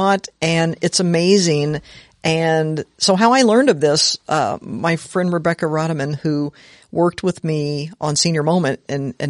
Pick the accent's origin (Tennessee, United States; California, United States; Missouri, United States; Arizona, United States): Missouri, United States; Jefferson City; moved away; also born or lived in Lake of the Ozarks, Missouri; I'm from Missouri. I'm from Jefferson City, but really I'm kind of from Jefferson City and the Lake of the Ozarks because I spent my whole childhood there.